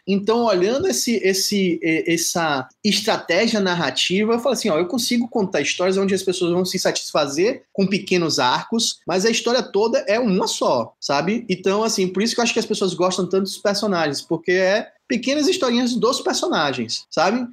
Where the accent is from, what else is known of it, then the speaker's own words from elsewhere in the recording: Salvador, Bahia, Brazil; eu sou de Salvador, na Bahia